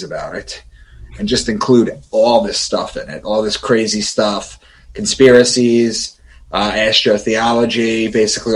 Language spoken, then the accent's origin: English; Long Island, New York, United States; moved away as an adult; also born or lived in Boston; I'm from Long Island, and I moved to Boston